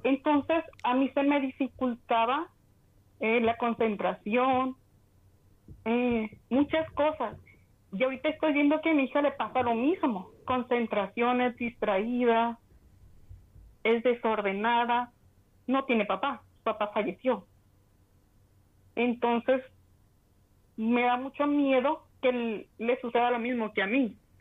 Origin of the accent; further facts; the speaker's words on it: Culiacán, Sinaloa, Mexico; Culiacán, Sinaloa